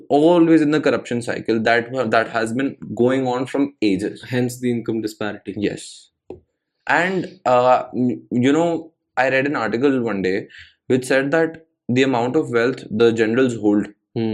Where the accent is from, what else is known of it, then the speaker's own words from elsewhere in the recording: India; I'm an Indian citizen